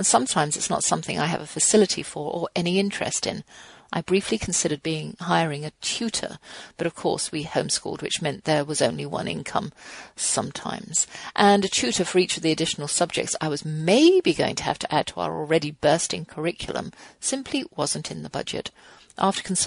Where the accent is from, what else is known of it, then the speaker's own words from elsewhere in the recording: England, United Kingdom; now in United States; I'm English